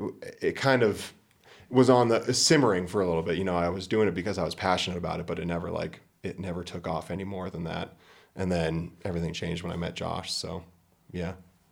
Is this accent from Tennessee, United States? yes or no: no; New Hampshire, United States; I grew up in New Hampshire.